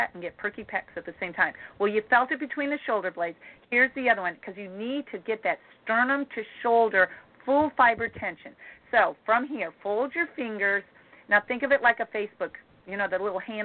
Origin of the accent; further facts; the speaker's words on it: Midwest, United States; I'm from the Midwest